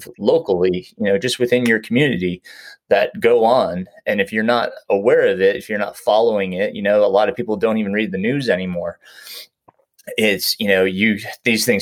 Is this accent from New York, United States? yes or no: yes; New York, United States; moved away; I grew up in New York